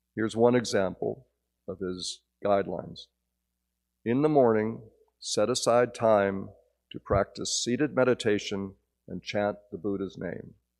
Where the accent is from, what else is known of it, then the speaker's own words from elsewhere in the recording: Northern New Jersey, United States; moved away; my childhood growing up in New Jersey